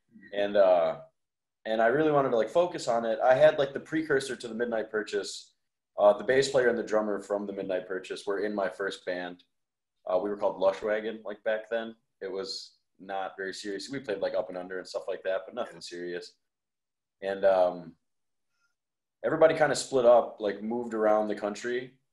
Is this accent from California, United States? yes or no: no; Wales, Wisconsin, United States; I grew up in Wales